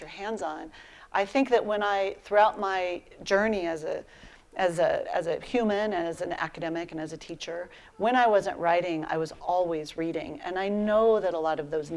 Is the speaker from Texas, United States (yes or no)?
no; Colorado, United States; also born or lived in Philadelphia; I'm a fifth generation Coloradoan. It's deep in my bones